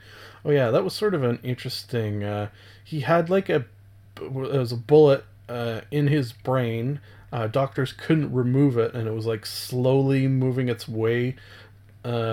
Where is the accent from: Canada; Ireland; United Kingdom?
Canada; Being a Canadian